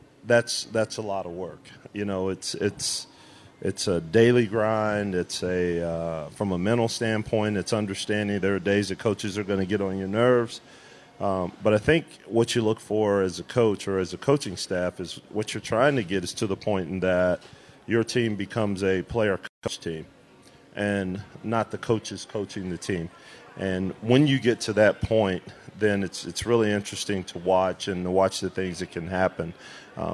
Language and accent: English; Kansas City, United States; also born or lived in Oklahoma; now in Las Vegas, United States; I'm from Kansas City